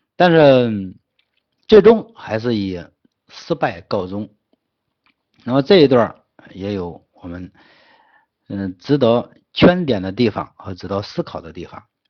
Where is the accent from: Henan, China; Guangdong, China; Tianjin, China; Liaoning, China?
Henan, China; 我们河南人